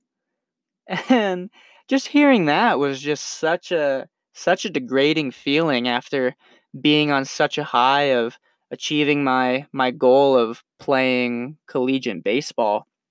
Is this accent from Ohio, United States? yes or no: no; Henderson, Nevada, United States; I grew up in Henderson, Nevada, right outside of Las Vegas